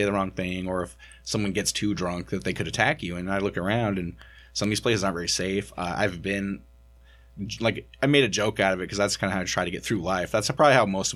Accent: St. John's, Newfoundland and Labrador, Canada; I grew up here in St. John's.

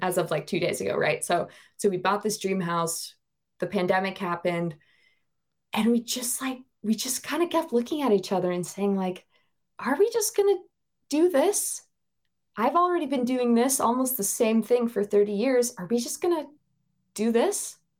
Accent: Bozeman, Montana, United States; moved away as an adult; now in Norway; I grew up in Bozeman, Montana, and I lived there for twenty-nine and a half years.

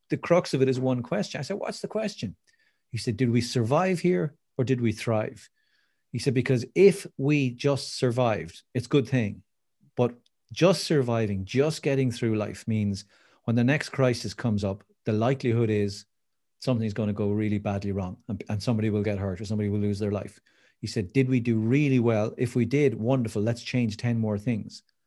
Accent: Waterford, Munster, Ireland; I live in Waterford City, which is famous for its crystal down in the southeast of Ireland

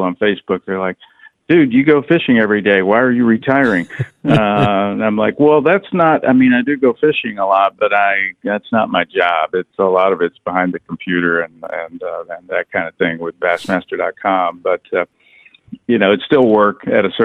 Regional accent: East Tennessee, United States; I grew up in East Tennessee, fishing the lakes and rivers around there

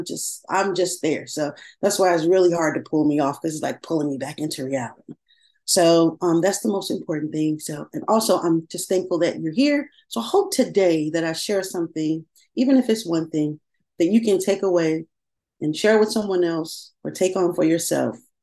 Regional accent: Chicago, Illinois, United States; I born and raised in Chicago. And I like to say I was born on the South Side, but raised by the West Side.

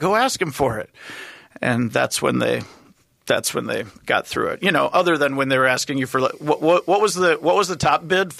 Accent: United States; I'm from the United States.

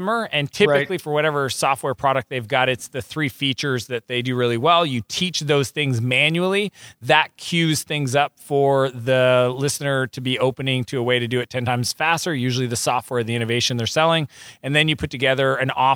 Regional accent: Moncton, New Brunswick, Canada; moved away as an adult; also born or lived in Silicon Valley; I'm Canadian, I'm from New Brunswick, I've showed more people in the world where Moncton is on a mat

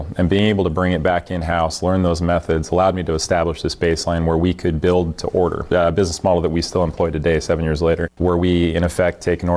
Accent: Wyoming, United States; moved away as an adult; now in Massachusetts, United States; my home state of Wyoming

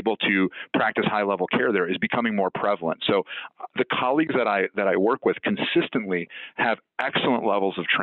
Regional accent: Chicago, Illinois, United States; I was born here in the United States and grew up in Chicago

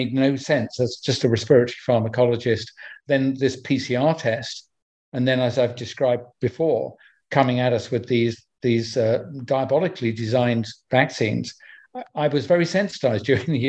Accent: United Kingdom; my home country of UK

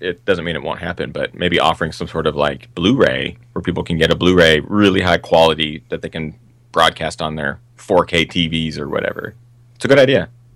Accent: Seattle, Washington, United States; now in Los Angeles, United States; I grew up in Seattle, which is the northwest of the United States

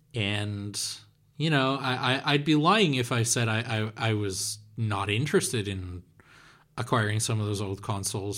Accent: Netherlands; English is a second language

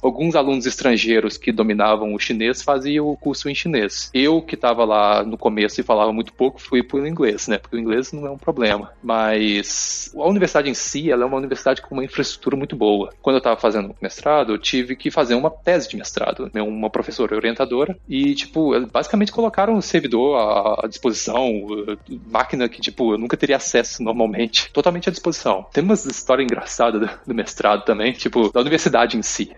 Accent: Oliveira, Minas Gerais, Brazil; accent: mineiro; moved away as an adult; also born or lived in São João del Rei, Brazil; now in China; não sei se já, já deu pra ver pelo meu sotaque, mas eu sou mineiro. Eu sou de, de Oliveira, em Minas Gerais.

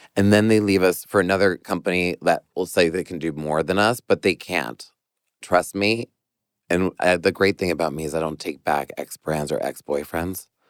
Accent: New York, United States; as a New Yorker

